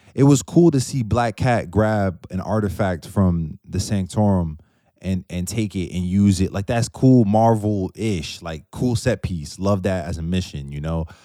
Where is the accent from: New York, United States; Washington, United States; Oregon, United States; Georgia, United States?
New York, United States; outside New York City, United States; I'm from outside of New York City, but with family that's from there.